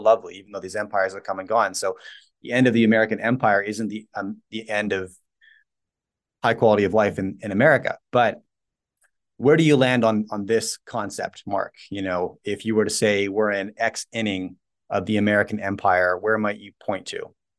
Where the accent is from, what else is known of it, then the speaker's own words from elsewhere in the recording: Canada; as a Canadian